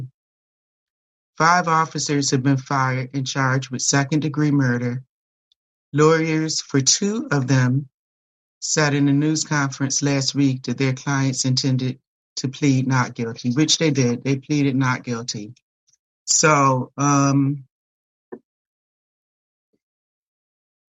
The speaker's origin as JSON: {"language": "English", "region": "New York", "country": "United States", "said": "I'm from New York"}